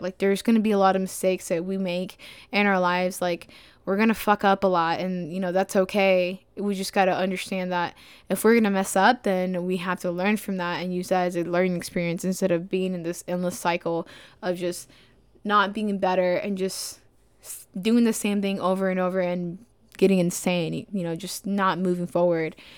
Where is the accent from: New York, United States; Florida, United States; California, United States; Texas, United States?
Texas, United States; Dallas; moved away as an adult; now in Spartanburg, United States; I'm from Dallas, Texas